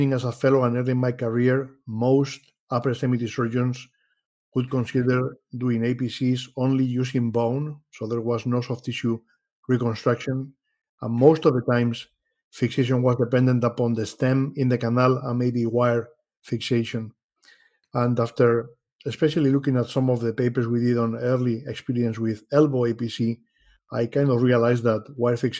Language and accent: English; Madrid, Community of Madrid, Spain; moved away as an adult; now in Rochester, United States; I was born in Madrid, Spain.